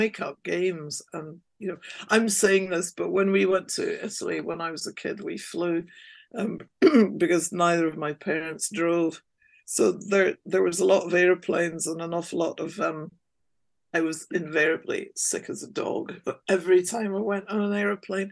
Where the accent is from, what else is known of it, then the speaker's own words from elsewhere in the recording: Scotland, United Kingdom; I was raised in Scotland